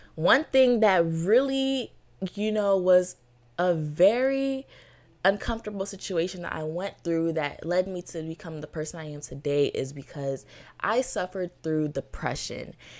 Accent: Florida, United States; Born and raised in Florida

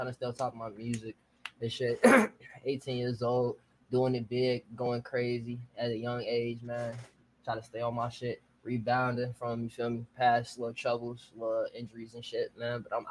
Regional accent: Chicago, Illinois, United States; I'm from Chicago, south side

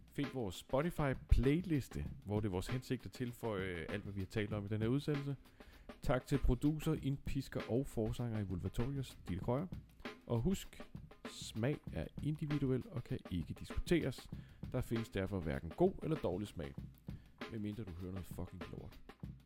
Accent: Nakskov, Zealand, Denmark; du og jeg, Dines, vi kommer jo fra Nakskov

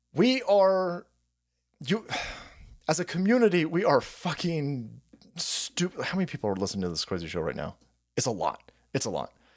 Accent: California, United States; I'm a Californian

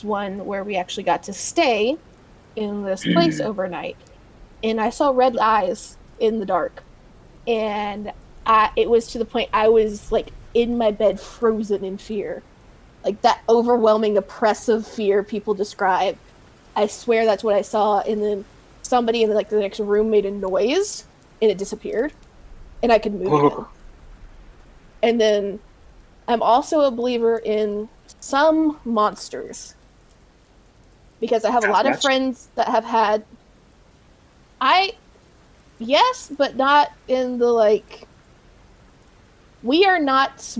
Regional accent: Deep South, United States; Growing up in the Deep South

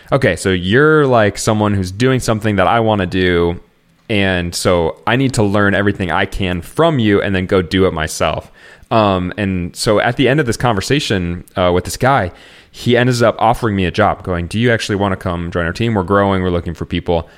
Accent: Iowa, United States; moved away as an adult; also born or lived in Chicagoland area; now in Chicago, United States; growing up in Iowa uh, together, I have moved out to the Chicagoland area

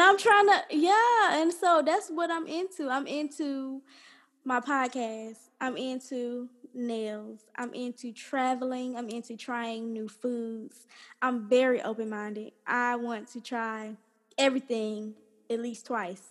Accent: College Park, Georgia, United States; I grew up here in College Park, Georgia, my whole life

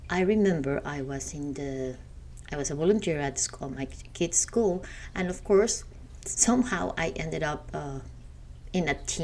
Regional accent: Mexico; moved away as an adult; now in United States; I am from Mexico

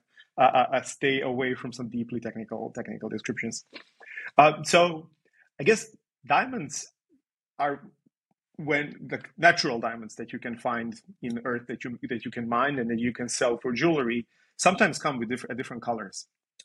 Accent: Serbia; moved away as an adult; also born or lived in Belgrade, Serbia / Netherlands; I come from Serbia, where I did my undergrad in Belgrade.

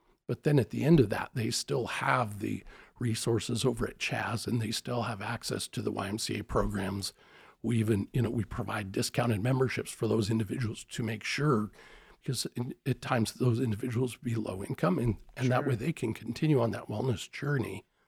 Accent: Spokane, Washington, United States; Really, I'm a Spokane product.

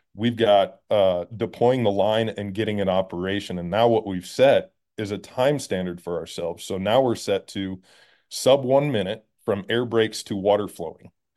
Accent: Schertz, Texas, United States; moved away as an adult; also born or lived in Tennessee; I'm from Texas. I was born in Texas

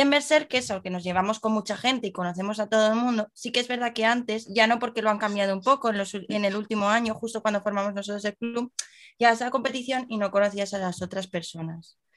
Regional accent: Madrid, Community of Madrid, Spain; nosotros que somos de Madrid

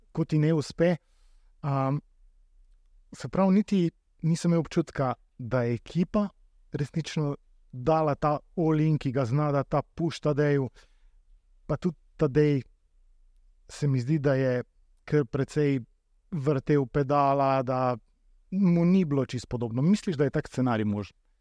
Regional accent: Slovenia; Slovenci smo

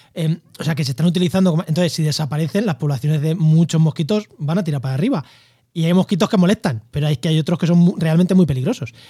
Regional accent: Albacete, Castilla-La Mancha, Spain; also born or lived in Campo de Gibraltar; now in Úbeda, Spain; Yo, soy de Albacete y he vivido en, el campo de Gibraltar

